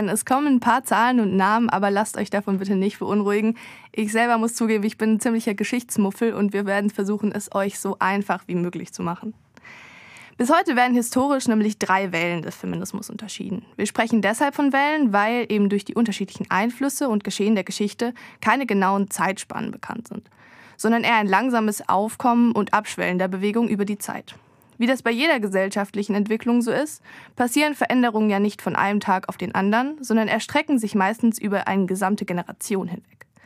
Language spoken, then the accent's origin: German; Baden-Württemberg, Germany; in dem Fall hatten die Baden es drauf und das sage ich nicht oft als echte Schwäbin.